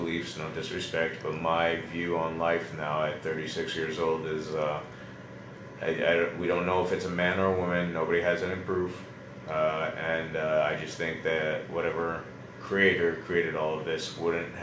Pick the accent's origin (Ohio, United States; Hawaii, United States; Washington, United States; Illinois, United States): Hawaii, United States; Growing up in Hawaii